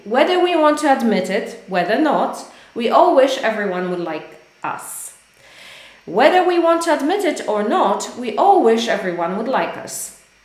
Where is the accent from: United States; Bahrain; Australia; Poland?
Poland; English is a second language; I am from Poland, but we speak English